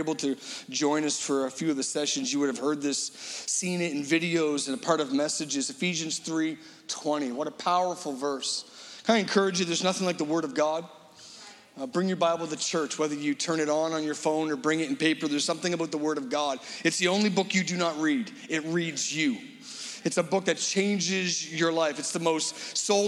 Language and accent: English; Halifax, Nova Scotia, Canada; we're from Halifax